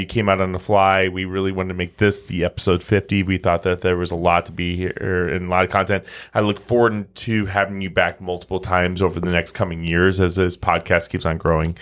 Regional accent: Omaha, Nebraska, United States; we're from Omaha, you know? We're We're the Midwesterners

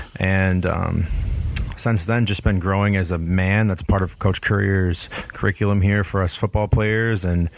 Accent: Connecticut, United States; born there; No, actually, I was born out in Connecticut, I'm a Pats fan.

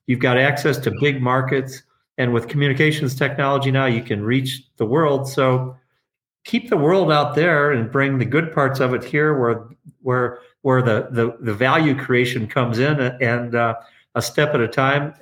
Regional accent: Detroit, Michigan, United States; also born or lived in Traverse City, Michigan / Elk Rapids, Michigan; I grew up in Detroit in the northwest corner, but in the city

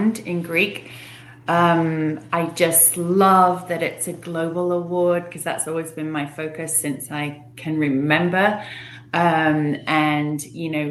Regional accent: England, United Kingdom; I grew up in England

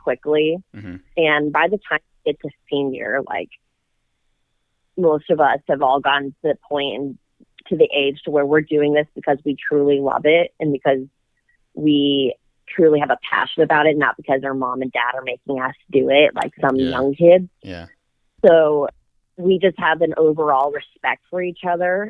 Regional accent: Dallas, Texas, United States; we're both from Dallas.

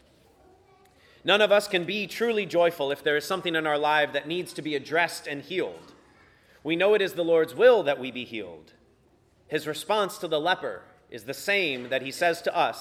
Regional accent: Virginia Beach, Virginia, United States; My priest growing up in Virginia Beach, Father Jim Park

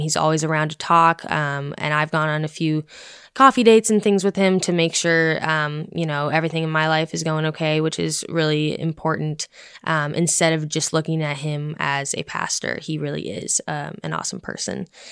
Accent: Boulder, Colorado, United States; moved away as an adult; coming from someone who's from out west, I'm from Boulder, Colorado

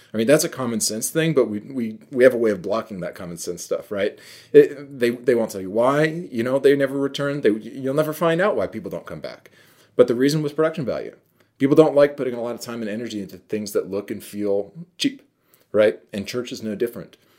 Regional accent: New York, United States; I'm from New York

